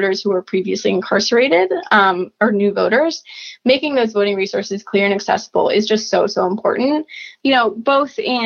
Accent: Columbus, Ohio, United States; now in Washington, D.C., United States; I'm originally from Columbus, Ohio. I currently live in Washington, D.C.

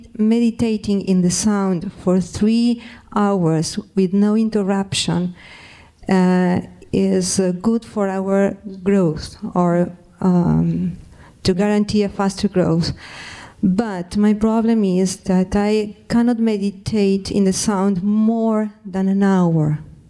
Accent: Argentina; I'm from Argentina.

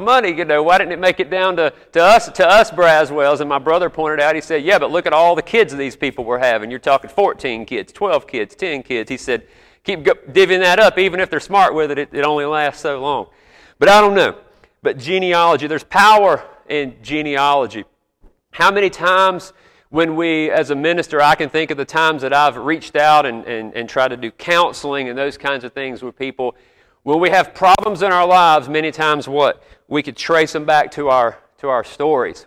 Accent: South Carolina, United States; I'm from South Carolina, but my grandparents came from Georgia to come work at South Carolina

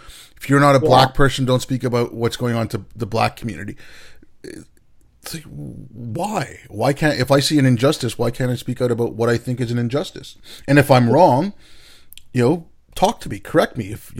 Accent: India; you're from Pakistan, I'm from India

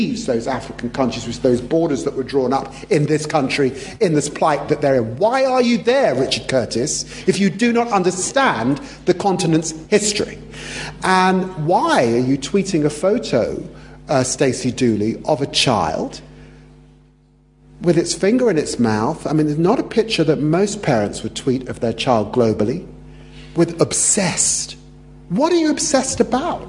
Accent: London, United Kingdom; also born or lived in Peterborough; I grew up poor in Tottenham

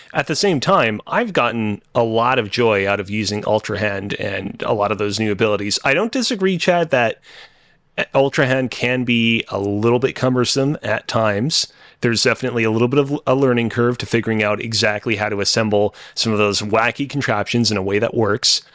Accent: Canada; as a Canadian

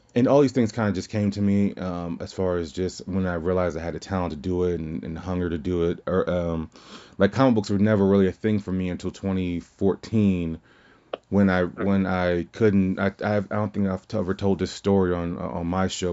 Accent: Louisiana, United States; moved away; I'm from Louisiana originally

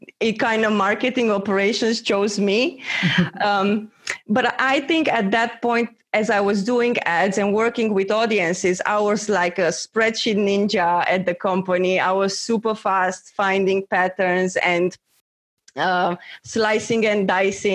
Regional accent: Romania; also born or lived in Copenhagen, Denmark; now in Spain; I'm actually originally from Romania, but my journey started in Denmark.

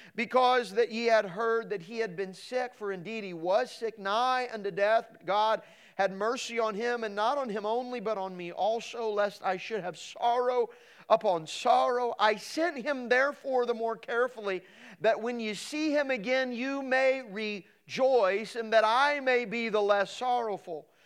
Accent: Midwest, United States; So I grew up in the Midwest, and here I am in the Midwest.

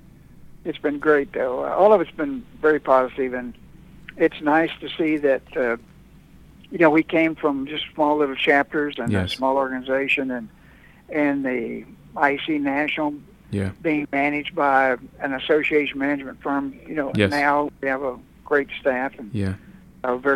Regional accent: Corpus Christi, Texas, United States; also born or lived in Houston, Texas / Austin, Texas; now in Dallas, United States; I was born and raised in Corpus Christi, Texas

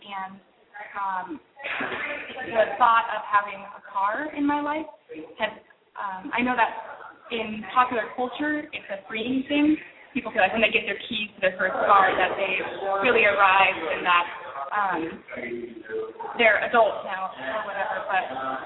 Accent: Alaska, United States; moved away as an adult; now in Portland, United States; I grew up in Alaska

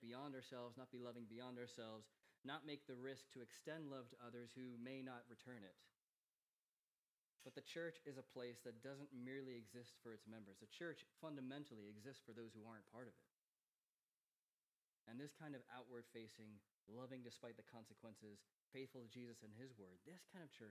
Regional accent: United States; moved away as an adult; now in Manchester, United Kingdom; Growing up in America

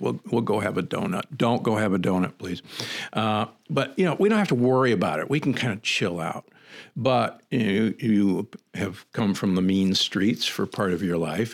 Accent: Midwest, United States; also born or lived in Omaha / Saint Louis; growing up in the Midwest

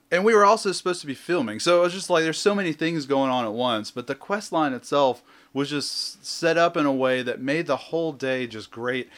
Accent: the South, United States; I'm from the South

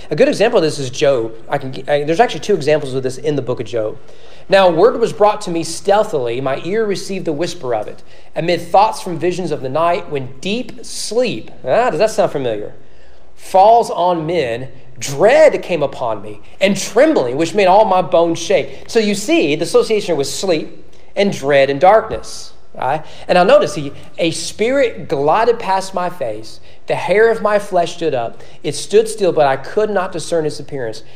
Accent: Owen County, Kentucky, United States; now in Frankfort, United States; growing up in Owen County

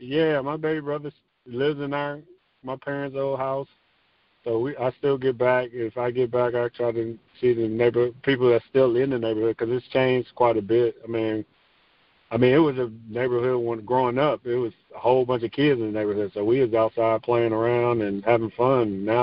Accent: Garfield Heights, Ohio, United States; Garfield was pretty much, everybody knows Cleveland, Ohio. So it was a suburb of Cleveland, Ohio.

